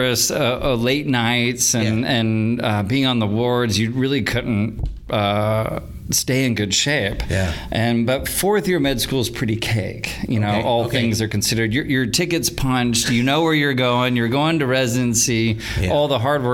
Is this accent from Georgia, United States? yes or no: no; Tulsa, Oklahoma, United States; I was born right here in Tulsa.